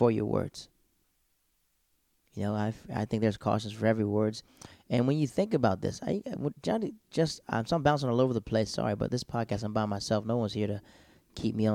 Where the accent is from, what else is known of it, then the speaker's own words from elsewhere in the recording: Florida, United States; moved away; also born or lived in North Carolina; I lived in North Carolina. I'm from Florida